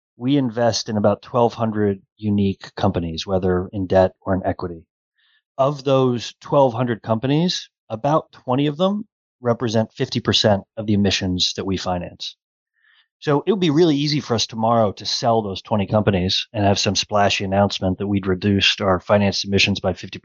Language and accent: English; Cleveland, Ohio, United States; I'm a proud Clevelander